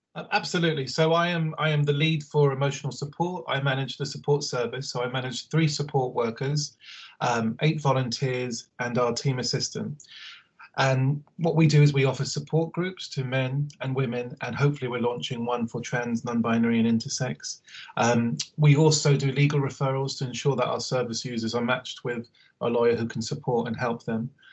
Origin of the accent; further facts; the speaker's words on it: Harrow, London, United Kingdom; I'm from Harrow, Northwest London